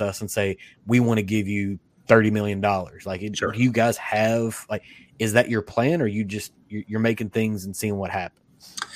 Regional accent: Kentucky, United States; I'm from Kentucky

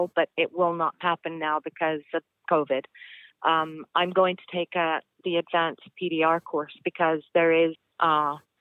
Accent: England, United Kingdom; moved away; I'm originally from England.

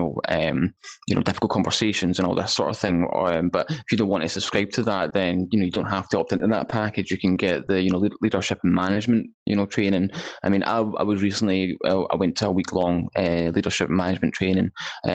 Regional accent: Scotland, United Kingdom; I'm a Scottish guy

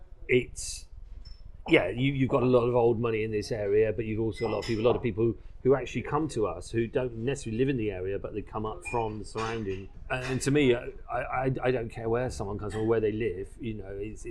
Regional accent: England, United Kingdom; So I said, being English, you know, we sort of abbreviate things.

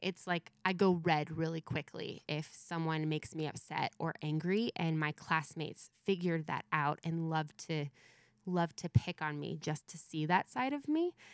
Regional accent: Mentone, California, United States; I grew h, up here in Southern California

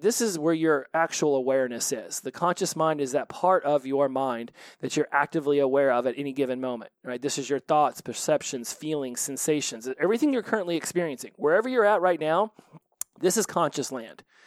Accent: United States; I was from the United States

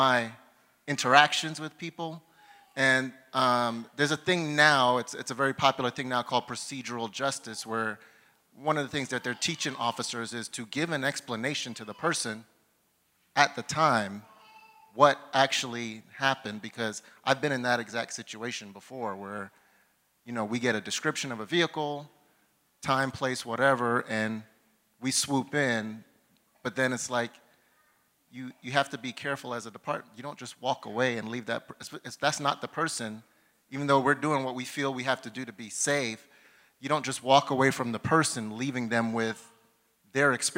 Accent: New York City, New York, United States; moved away as an adult; now in Sacramento, United States; I grew up in New York

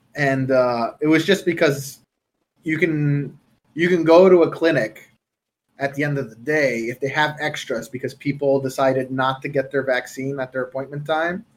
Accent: Canada; I'm Canadian.

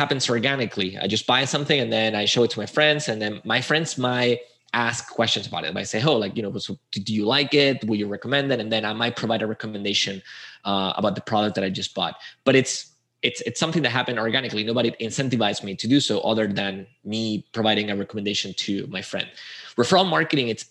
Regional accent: Spain; moved away as an adult; also born or lived in Chile; I'm from Spain

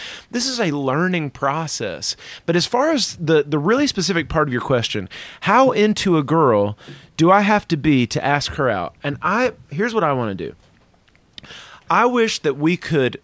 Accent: the South, United States; I'm from the South

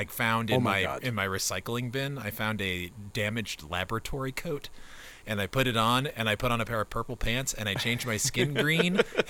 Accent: Maryland, United States

